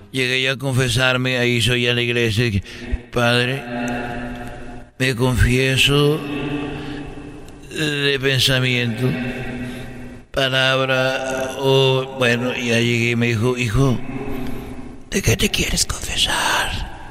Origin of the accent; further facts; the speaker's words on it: Huentitán, Jalisco, Mexico; en, la catedral de, de, de ahí de Huentitán, porque yo soy de Huentitán.